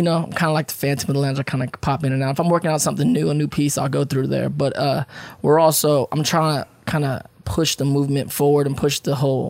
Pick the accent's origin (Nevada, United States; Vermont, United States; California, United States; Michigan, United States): California, United States; Paramount; also born or lived in San Francisco Bay Area, California; I grew up in Paramount out here. So we was from the hood.